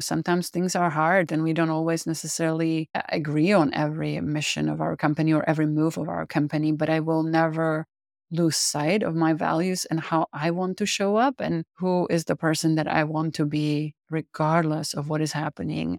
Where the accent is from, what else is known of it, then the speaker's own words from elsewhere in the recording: Czechia; English is a second language; moved away as an adult; now in United States; I am originally from the Czech Republic. I immigrated to the U S in nineteen ninety-seven